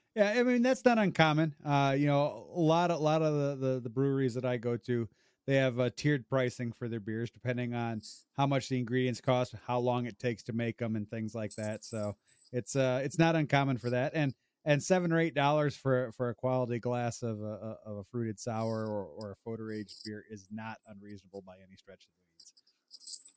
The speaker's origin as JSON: {"language": "English", "town": "Rockford", "region": "Illinois", "country": "United States", "tie": "born or raised there", "said": "I grew up, I grew up in Rockford, Illinois"}